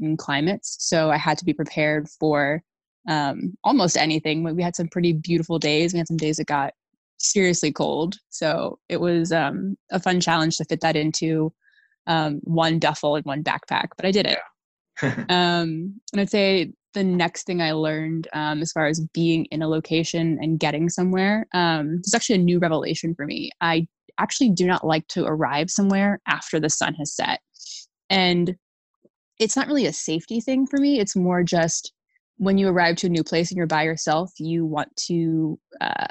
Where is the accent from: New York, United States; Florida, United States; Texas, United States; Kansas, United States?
Texas, United States; Dallas; I'm from Dallas, Texas, and I am a consultant by day